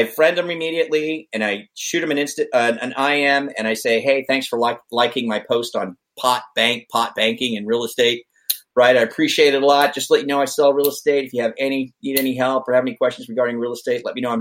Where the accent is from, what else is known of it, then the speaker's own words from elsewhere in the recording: Vacaville, California, United States; Vacaville, my hometown